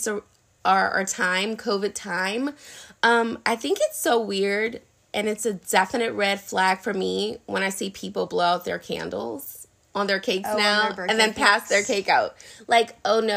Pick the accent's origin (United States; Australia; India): United States; New Orleans, Louisiana; moved away; we're from New Orleans.